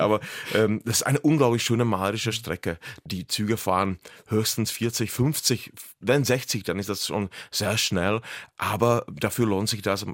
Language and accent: German; Lomnice nad Popelkou, Liberec Region, Czechia; German is a second language; Lomnica nad Popelkou, meine Geburtsstadt